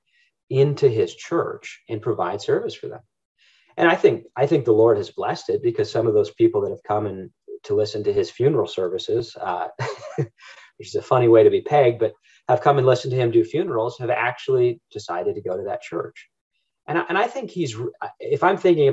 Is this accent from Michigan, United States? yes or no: yes; Northern Michigan, United States; We grew up in Northern Michigan